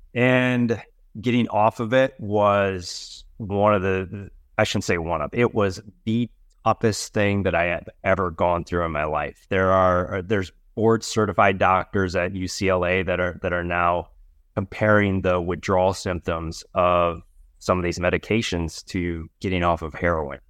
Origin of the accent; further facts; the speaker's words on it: Wisconsin, United States; now in Los Angeles, United States; I am originally from Wisconsin